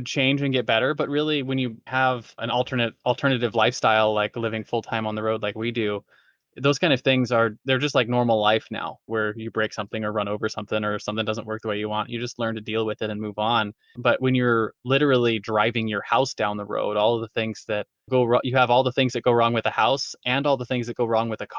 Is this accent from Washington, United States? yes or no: no; Southern California, United States; I grew up in Southern California